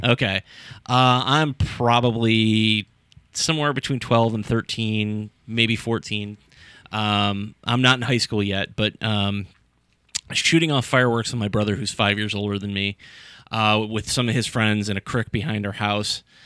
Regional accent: Sandusky, Ohio, United States; I grew up in Sandusky

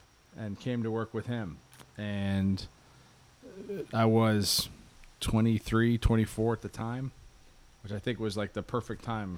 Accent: Hammond, Indiana, United States; now in Miami, United States; Well, I'm from Hammond, Indiana, but that's Hammond. Actually, Mark and I grew up in the same hometown.

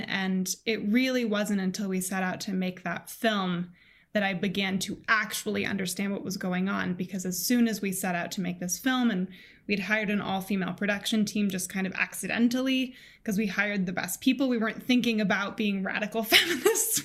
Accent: Colorado, United States; I grew up in Colorado, um, in the United States

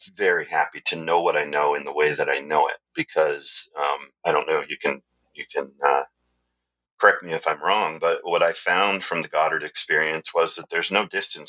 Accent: Canada; I was going to mention I'm Canadian. {S0} Okay. {S1} So half Canadian.

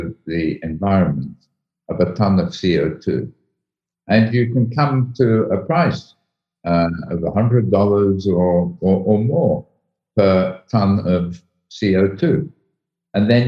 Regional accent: United Kingdom; accent: British; also born or lived in Egypt; I'm British, as my accent shows

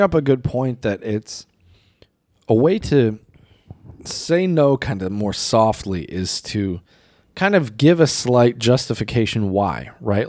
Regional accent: United States; also born or lived in China; me being an American

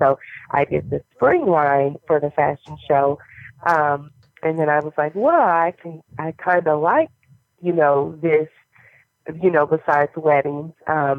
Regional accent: Missouri, United States

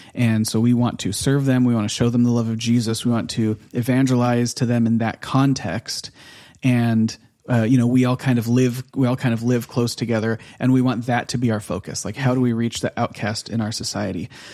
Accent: United States; moved away as an adult; now in Norway; we're American

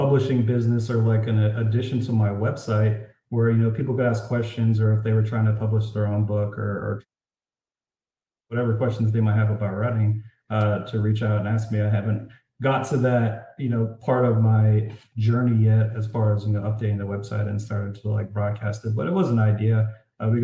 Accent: Florida, United States; moved away; also born or lived in Colorado; I'm moving back to Florida. I'm originally from Florida

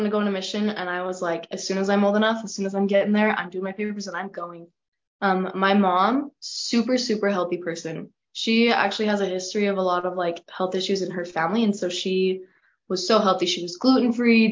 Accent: Bothwell, Utah, United States; I'm from a little town in northern Utah called Bothwell

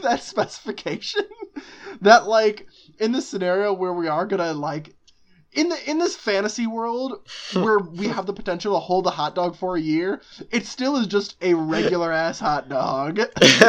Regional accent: Chicago, Illinois, United States; we're from Chicago, Chicago area

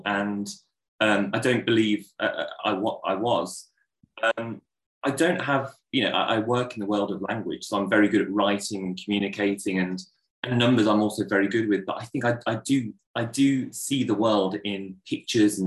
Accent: Solihull, West Midlands, United Kingdom; I was born in Solihull in Birmingham and I lived there until I was about 19 years old.

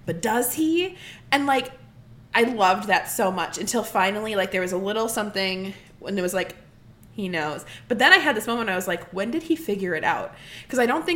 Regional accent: Midwest, United States; I'm from the Midwest

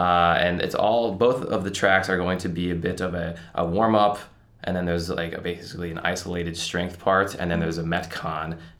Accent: Dallas, Texas, United States; I took off season every year when I was growing up in Dallas

